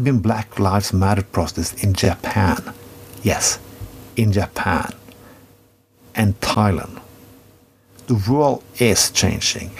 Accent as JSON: {"language": "English", "country": "Norway", "said": "I come from Norway"}